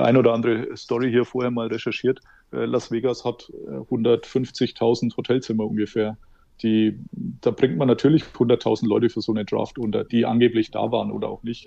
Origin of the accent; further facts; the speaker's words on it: Germany; Als Deutscher